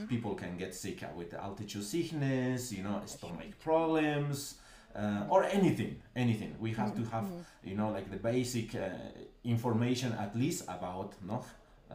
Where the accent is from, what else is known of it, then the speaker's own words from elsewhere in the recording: Cusco, Peru; I was born in Cusco. Cusco is the capital